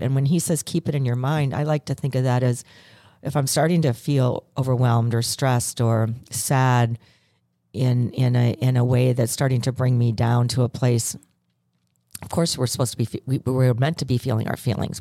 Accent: Ireland; I'm Irish

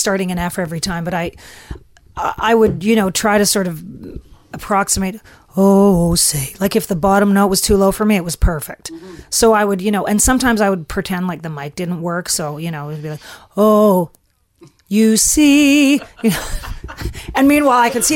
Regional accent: Flin Flon, Manitoba, Canada; moved away; also born or lived in Nashville; this is my hometown

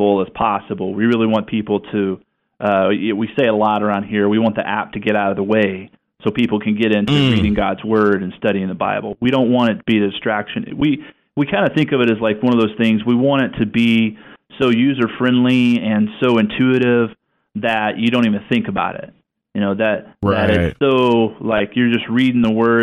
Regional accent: the South, United States; now in Pacific Northwest, United States; both from the South, and now we're up here in the Northwest

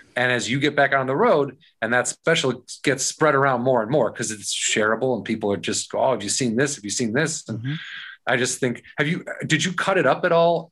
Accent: Warrenville, Illinois, United States; also born or lived in Ashland, Wisconsin; I'm from a, a, small town called Warrenville, Illinois

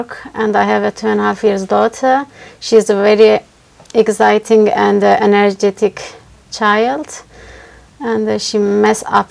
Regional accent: Turkey; English is a second language; moved away as an adult; now in England; I'm from Turkey.

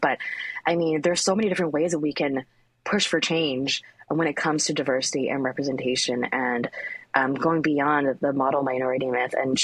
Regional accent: Richmond, British Columbia, Canada; I grew up in Richmond, it's an Asian enclave

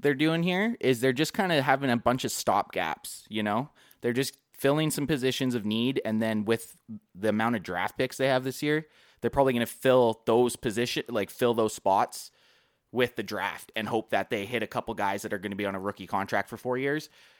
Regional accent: Canada; I've actually had a few people already beak me for being Canadian.

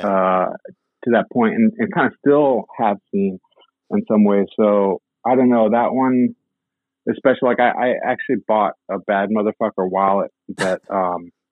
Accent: Washington, District of Columbia, United States; also born or lived in Boston; Originally from Washington, D.C., but I also grew up kind of half in D.C., half in Boston

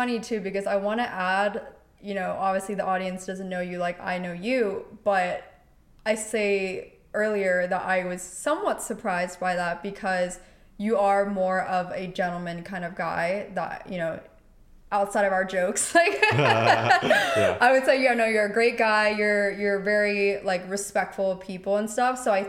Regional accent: Pennsylvania, United States; now in California, United States; I came from Pennsylvania to California, have been establishing my life out here by myself.

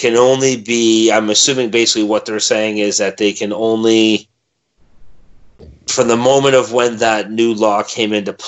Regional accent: Milton, Ontario, Canada; my hometown of Milton.

